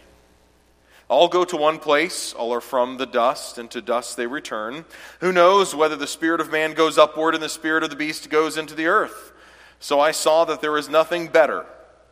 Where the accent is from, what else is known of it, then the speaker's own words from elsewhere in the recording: Clemson, South Carolina, United States; I was born and raised in Clemson, South Carolina